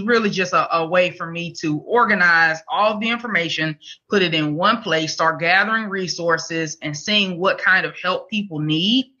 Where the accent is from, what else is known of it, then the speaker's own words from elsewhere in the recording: Mobile, Alabama, United States; now in Huntsville, United States; I'm from Mobile, mm. Alabama. I live in Huntsville now